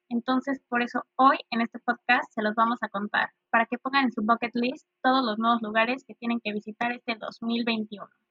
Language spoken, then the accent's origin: Spanish; Cancún, Quintana Roo, Mexico; orgullosamente mexicana y de Cancún, Quintana Roo.